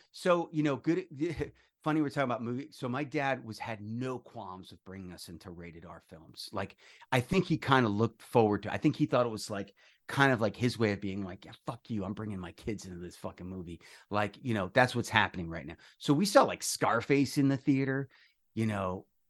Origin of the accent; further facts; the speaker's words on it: New York, United States; moved away; also born or lived in Coral Springs, Florida; I'm a native new yorker